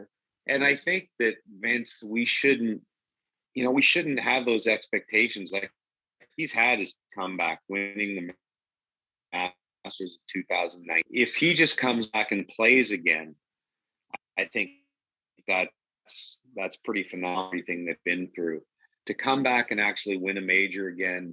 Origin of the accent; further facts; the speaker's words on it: Canada; as a Canadian